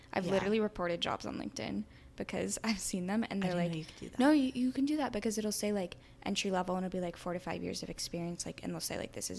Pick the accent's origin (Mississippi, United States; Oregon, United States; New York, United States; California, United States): California, United States; Palo Alto; growing up in Palo Alto